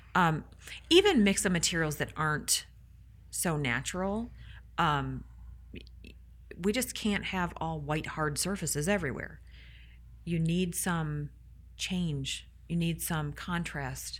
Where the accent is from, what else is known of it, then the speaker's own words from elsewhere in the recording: Michigan, United States; I hail from Michigan. I love, I love my Mitten people